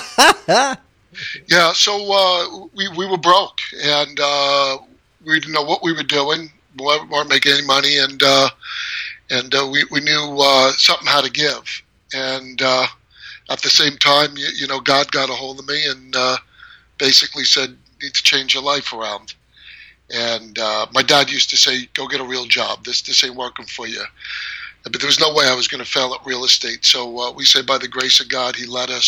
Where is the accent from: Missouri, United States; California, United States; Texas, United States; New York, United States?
New York, United States; moved away as an adult; now in Chandler, United States; I was born and raised in New York, lived there most of my life.